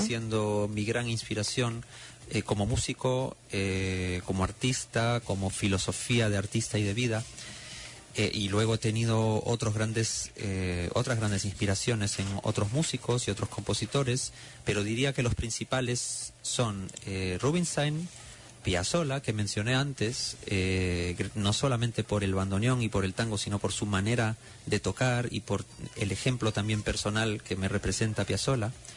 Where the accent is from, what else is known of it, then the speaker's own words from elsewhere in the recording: Lima, Peru; moved away as an adult; also born or lived in Lahti, Finland; ingresé al Conservatorio Nacional de Música en Lima, Perú, de donde soy